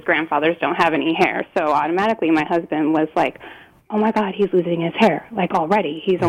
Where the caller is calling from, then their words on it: Washington, United States; I'm calling from Washington.